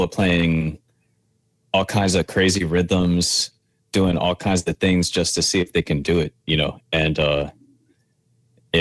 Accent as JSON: {"language": "English", "town": "New Orleans", "region": "Louisiana", "country": "United States", "tie": "born or raised there", "moved": "as an adult", "lives_now": "New York, United States", "said": "growing up in New Orleans, I went to New Orleans Center for Creative Arts"}